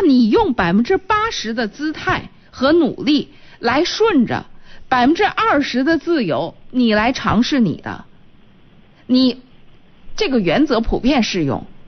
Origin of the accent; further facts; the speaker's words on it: Qinhuangdao, Hebei, China; moved away as an adult; now in Shijiazhuang, China; 我们这个从秦皇岛嫁到石家庄